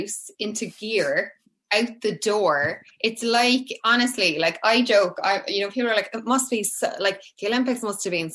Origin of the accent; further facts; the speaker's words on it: Cork, Munster, Ireland; I'm from Cork, yeah. I'm from Cork. So growing up for me was so different to, I think, how my kids are growing up in a lot of ways. So I grew up in an estate. So it would have been like 80s Cork